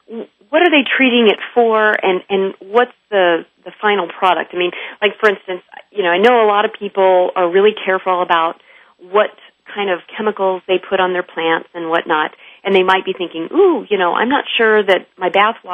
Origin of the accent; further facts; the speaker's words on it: California, United States; my home state of California